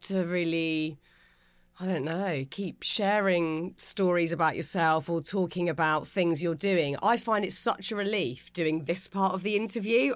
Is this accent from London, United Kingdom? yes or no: yes; Pinner, London, United Kingdom; we're both from Pinner